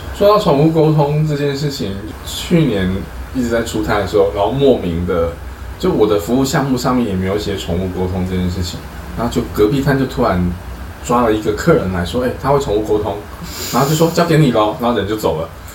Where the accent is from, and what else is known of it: Chiayi, Chiayi City, Taiwan; moved away